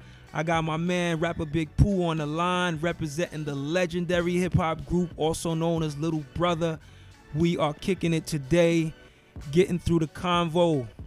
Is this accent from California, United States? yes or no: no; New York, United States; Of course, I'm from New York, so I'm representing the Knicks.